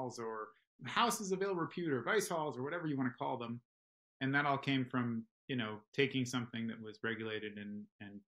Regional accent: New York, United States; I grew up in New York

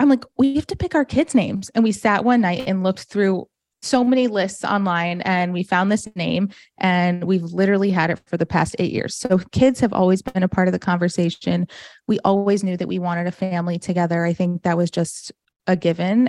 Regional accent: Farmington, Michigan, United States; also born or lived in New Jersey; now in Florida, United States; I grew up in a town called Farmington, Michigan.

